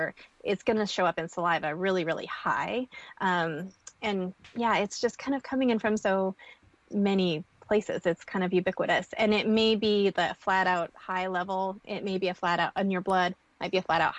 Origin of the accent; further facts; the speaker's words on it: Montana, United States; I'm a girl from Montana who grew up with cattle ranching families